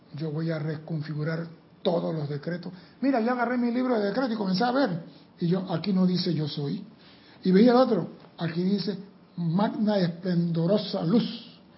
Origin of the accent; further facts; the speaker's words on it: Panama; soy panameño